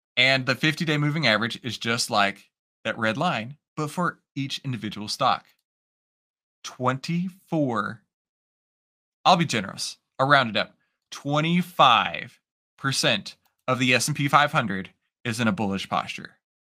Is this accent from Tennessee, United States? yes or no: no; Texas, United States; I'm Texan